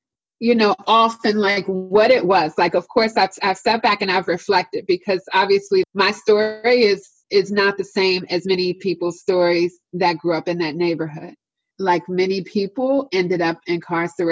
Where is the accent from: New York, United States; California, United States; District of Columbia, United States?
District of Columbia, United States; Washington; moved away as an adult; now in Northern Virginia, United States; the neighborhood that I grew up in Washington, D.C.